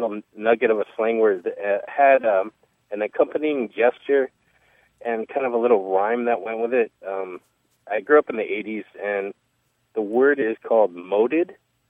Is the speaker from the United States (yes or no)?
yes; South Bay, Southern California, United States; now in Bellingham, United States; I grew up in Southern California in South Bay, beach community.